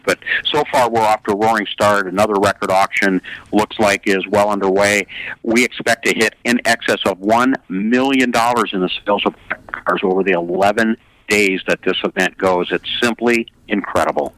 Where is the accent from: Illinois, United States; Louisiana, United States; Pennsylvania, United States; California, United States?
California, United States; I was a kid growing up in California in the 1960s